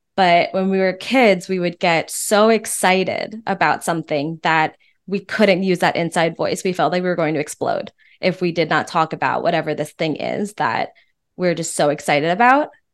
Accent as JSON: {"language": "English", "region": "East Coast", "country": "United States", "moved": "as an adult", "lives_now": "Austin, United States", "said": "I'm from the East Coast"}